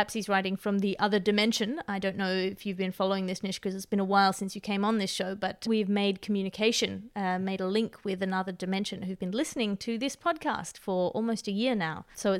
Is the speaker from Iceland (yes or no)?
no; Canada; Now, speaking as a Canadian, I am highly sensitive to the way my country is portrayed on the international or indeed interdimensional stage.